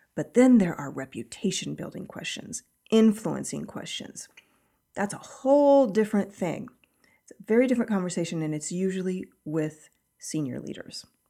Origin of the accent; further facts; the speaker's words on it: Kansas, United States; I grew up in Kansas